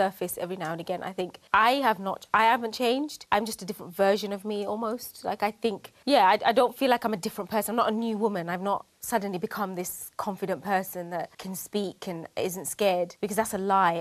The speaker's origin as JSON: {"language": "English", "country": "United Kingdom", "said": "I'm proud of being British. I'm proud to be Bangladeshi"}